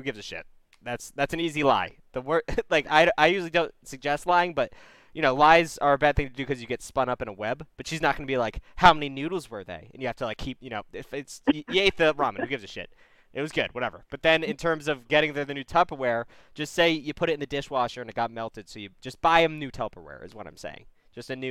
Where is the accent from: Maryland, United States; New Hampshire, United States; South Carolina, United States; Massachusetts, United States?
Massachusetts, United States; moved away; I'm from Massachusetts